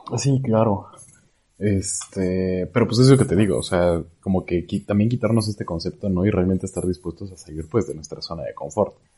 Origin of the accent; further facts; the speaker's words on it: Puebla, Mexico; now in San Luis Potosí, Mexico; yo vivo en San Luis Potosí, eh, soy de Puebla